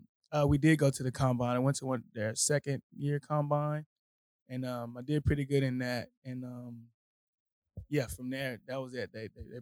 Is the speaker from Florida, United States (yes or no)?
no; Houston, Texas, United States; moved away as an adult; also born or lived in Colorado; now in Austin, United States; I'm from Houston originally.